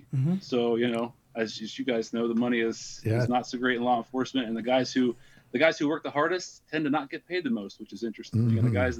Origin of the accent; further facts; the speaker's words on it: Columbus, Ohio, United States; I'm from Columbus, Ohio.